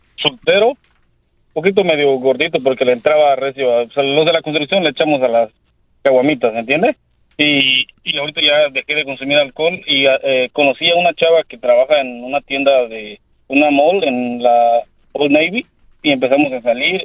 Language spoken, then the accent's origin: Spanish; Mexico; yo soy, un mexicano